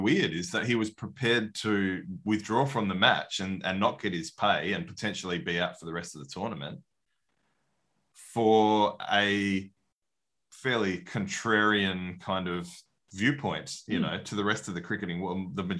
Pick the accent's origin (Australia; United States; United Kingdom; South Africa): Australia; as an Aussie